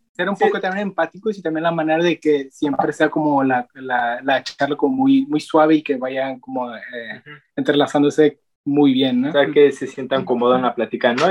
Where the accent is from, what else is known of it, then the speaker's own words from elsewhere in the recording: Nayarit, Mexico; nosotros también somos de Nayarit, de paisano